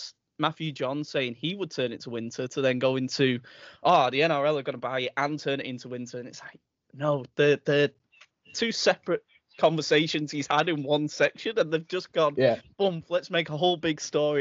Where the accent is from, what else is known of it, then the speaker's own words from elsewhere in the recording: England, United Kingdom; as an Englishman